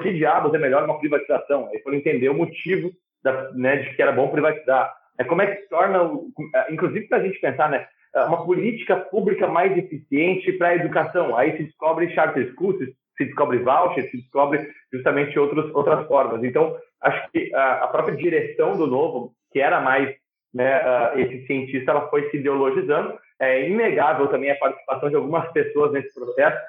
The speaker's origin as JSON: {"language": "Portuguese", "town": "Porto Alegre", "region": "Rio Grande do Sul", "country": "Brazil", "tie": "born or raised there", "also_born_or_lived": "Nova Bassano", "said": "Sou de Nova Bassano, mas eu morei a, a vida inteira praticamente em Porto Alegre"}